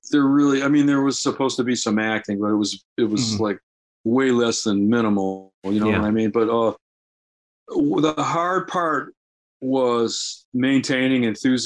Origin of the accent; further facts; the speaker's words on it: Detroit, Michigan, United States; moved away as an adult; also born or lived in Los Angeles; I grew up in the Detroit area, decided to uproot myself from the Detroit area about 1907